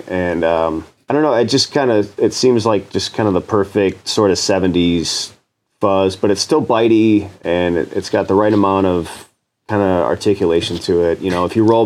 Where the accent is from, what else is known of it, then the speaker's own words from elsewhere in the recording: Chicago, Illinois, United States; I'm from Chicago